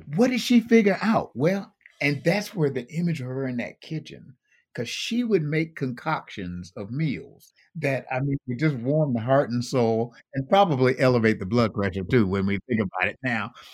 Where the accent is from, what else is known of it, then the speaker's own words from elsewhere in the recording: Buffalo, New York, United States; I grew up in Buffalo, New York